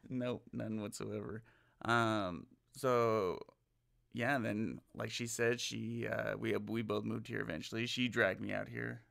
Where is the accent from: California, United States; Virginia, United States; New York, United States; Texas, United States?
California, United States; Southern; now in Las Vegas, United States; I'm originally from California, born and raised, uh, in Southern California